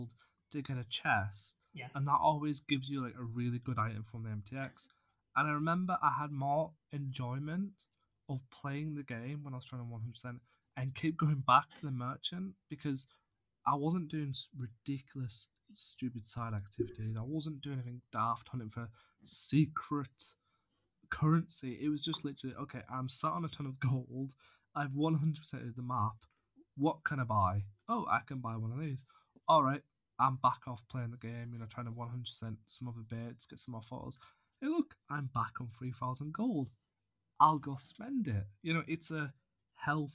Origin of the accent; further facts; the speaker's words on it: United Kingdom; I'm British